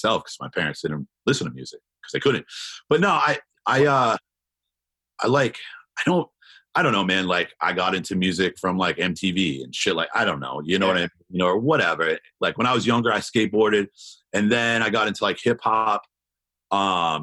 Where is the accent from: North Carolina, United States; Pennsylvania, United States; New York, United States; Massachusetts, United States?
Massachusetts, United States; Randolph; I grew up in outside of Boston, this place called Randolph.